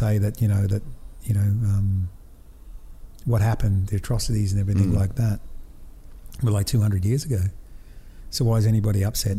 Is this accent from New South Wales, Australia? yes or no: no; North Queensland, Australia; we grew up here in North Queensland with the cane farms, you know, the Greek and the Italians and the, you know, Serbians and the Russians and, you know, from all over the world